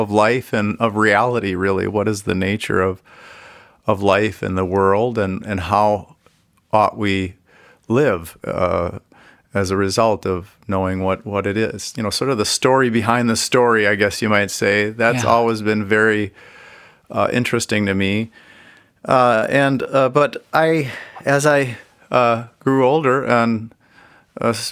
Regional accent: Minnesota, United States; I grew up Catholic in Minnesota

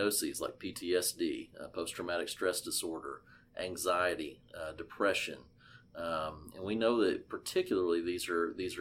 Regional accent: Arkansas, United States; coming at you today from my home state and what I'm going to call God's country here in Arkansas

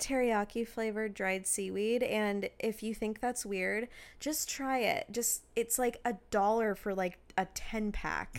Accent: Washington, United States; we grew up in Washington

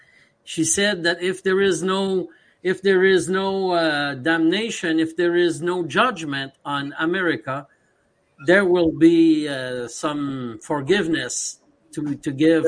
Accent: Canada; So I'm from Canada, so is Aaron.

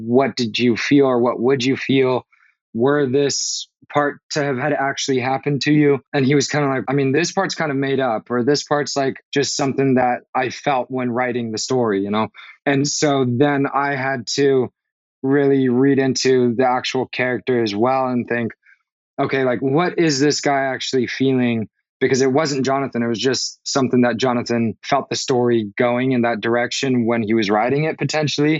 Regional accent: Los Angeles, California, United States; I grew up here. Specifically, I grew up in the Valley

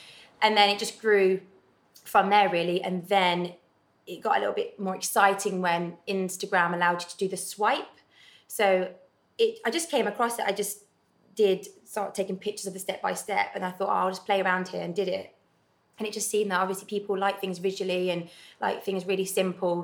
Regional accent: Leicester, East Midlands, United Kingdom; moved away as an adult; now in Hamilton, United Kingdom; And I'm originally from Leicester, and I moved to Glasgow. I live in Hamilton about 2.5 years ago now.

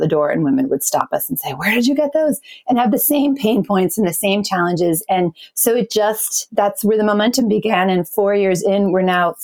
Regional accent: New England, Maine, United States; now in Portland, United States; I grew up in New England, in Maine

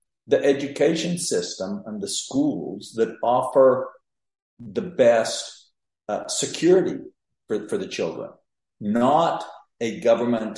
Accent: Mexico; moved away as an adult; also born or lived in San Luis Potosí, Mexico; now in Texas, United States; I was born and raised in Mexico.

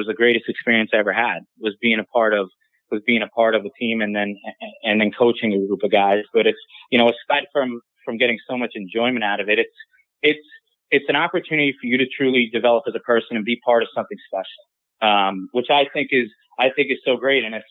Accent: Long Island, New York, United States; I'm from Long Island

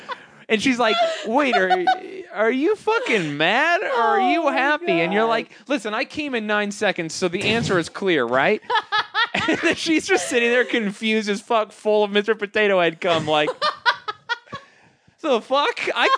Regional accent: Canada; I'm Canadian like that.

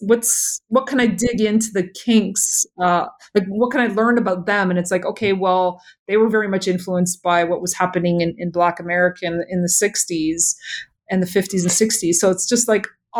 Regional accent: Toronto, Ontario, Canada; being born here

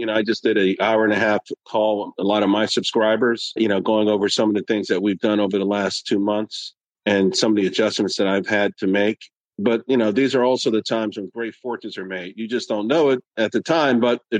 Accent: New York, United States; born there; also born or lived in Pittsburgh / Texas / Germany / Japan; I was born in New York. Then we moved to Pittsburgh. Then we moved to Texas. Then we moved to Germany. We moved back to Pittsburgh. Then we moved to Japan, back to Texas, Alabama, North Carolina, and Virginia.

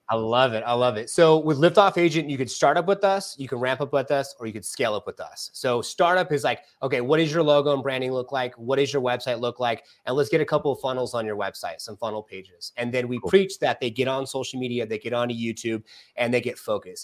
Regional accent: California, United States; now in Arizona, United States; because I'm from California

